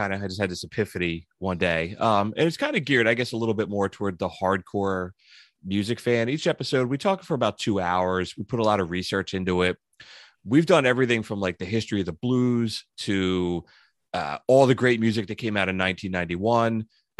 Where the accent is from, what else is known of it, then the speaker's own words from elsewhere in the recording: New Jersey, United States; I grew up in Southern New Jersey, kind of in the suburbs of Philadelphia, but now I live about 20 minutes from Freehold, where Bruce Springsteen was born.